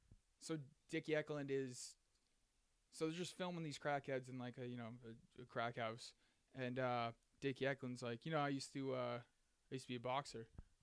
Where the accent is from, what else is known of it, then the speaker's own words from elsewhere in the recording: Lowell, Massachusetts, United States; the town I'm from Lowell, Massachusetts